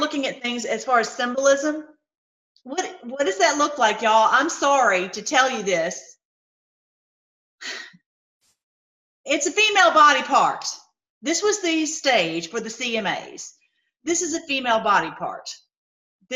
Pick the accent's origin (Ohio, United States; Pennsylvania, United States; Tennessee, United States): Tennessee, United States; I grew up in Tennessee